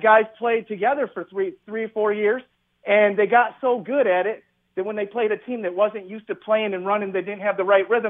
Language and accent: English; East Lansing, Michigan, United States; I'm from East Lansing